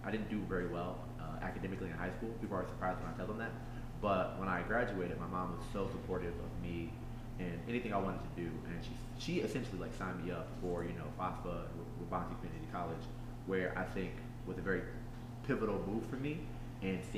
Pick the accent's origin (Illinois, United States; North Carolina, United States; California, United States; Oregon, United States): Illinois, United States; Aurora; I am from Aurora, Illinois. I was born and raised here.